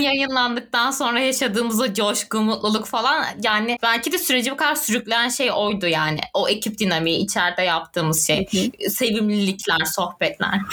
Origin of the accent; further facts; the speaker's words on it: Turkey; moved away; also born or lived in Adana / Antakya; Çünkü Adana'da orada burada Antakya'da büyüdüm.